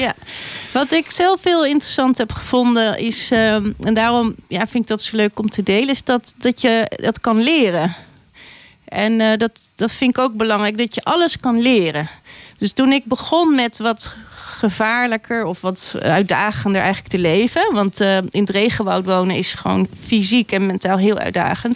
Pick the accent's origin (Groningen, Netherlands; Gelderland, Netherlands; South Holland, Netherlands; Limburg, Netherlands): South Holland, Netherlands; Gorinchem; moved away; ik ben een meisje uit Gorkum